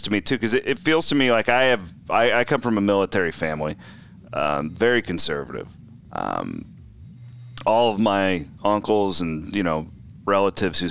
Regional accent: Page County, Iowa, United States; I'm from Page County, Iowa, western side of the state

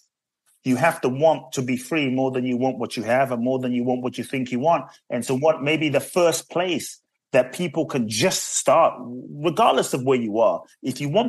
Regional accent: London, United Kingdom; born or raised there; also born or lived in Ghana; now in United States

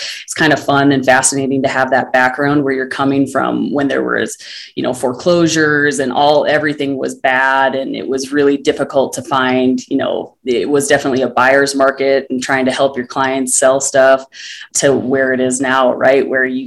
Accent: northern Minnesota, United States; moved away as an adult; also born or lived in Denver, Colorado; my hometown in northern Minnesota

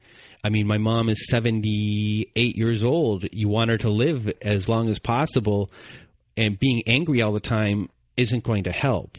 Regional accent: Canada; we're Canadian.

